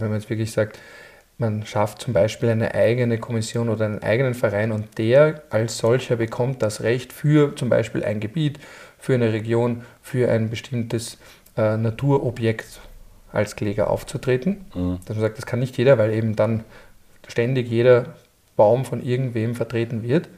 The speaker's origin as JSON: {"language": "German", "country": "Austria", "said": "bei uns in Österreich"}